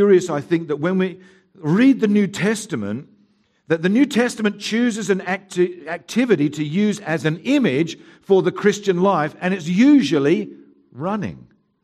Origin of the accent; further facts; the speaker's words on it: Haywards Heath, South East England, United Kingdom; now in Mount Barker, Australia; I was born in Haywards Heath